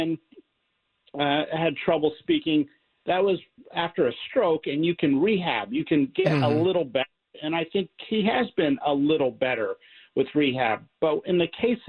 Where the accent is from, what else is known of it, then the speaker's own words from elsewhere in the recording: Pennsylvania, United States; I'm from Pennsylvania